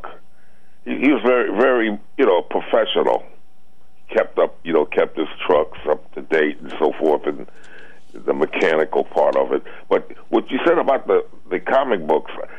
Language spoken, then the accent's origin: English; Stamford, Connecticut, United States; moved away; I was brought up in the Fairfield County area, in Stanford